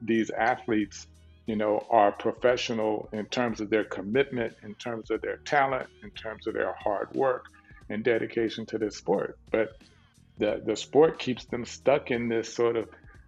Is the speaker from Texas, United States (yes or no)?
yes; Dallas, Texas, United States; growing up in South Dallas, you know, in Texas